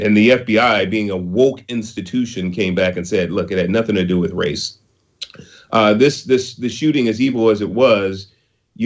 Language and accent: English; San Francisco, California, United States; I was born in Project Housing in San Francisco, Hunters Point, and in the 60s. I was raised in a lower middle class neighborhood in San Francisco